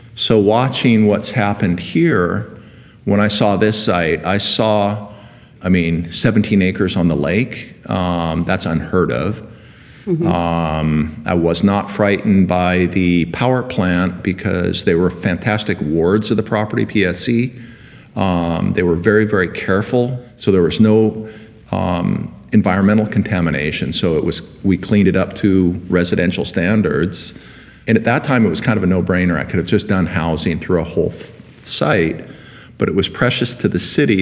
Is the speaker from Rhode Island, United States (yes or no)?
no; Seattle, Washington, United States; also born or lived in Bay Area, California; I came to Seattle in 1962 as a little kid to see the World's Fair. Um, my father was a physician, and he was offered the directorship at the University of Washington for child and adolescent psychiatry. So we moved up from the Bay Area